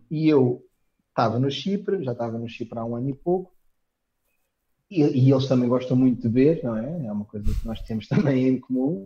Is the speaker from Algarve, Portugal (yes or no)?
no; Santarém, Santarém District, Portugal; moved away as an adult; also born or lived in Cyprus; now in Lisbon, Portugal; Eu nasci no campo, estás a ver? Não, uma cidade de forcados e, e taromaquia, é pequenina, portanto, qualquer pessoa, qualquer criança, qualquer adolescente em Santarém queria sair de Santarém